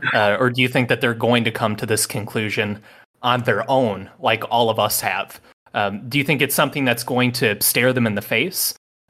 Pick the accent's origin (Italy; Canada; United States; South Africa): United States; Minneapolis, Minnesota; moved away as an adult; also born or lived in Phoenix, Arizona; I spent a lot of my time growing up in Minneapolis, and when that was happening, I was living in Phoenix.